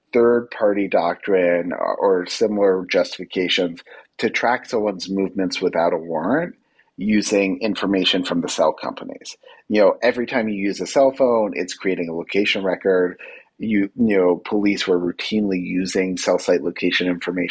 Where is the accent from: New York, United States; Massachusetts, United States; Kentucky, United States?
New York, United States; New York City; I'm a New Yorker. I was here when that attack happened.